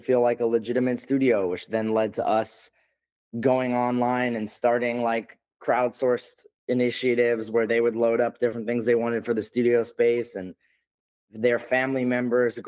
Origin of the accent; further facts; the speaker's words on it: New York, United States; I'm from New York and live here.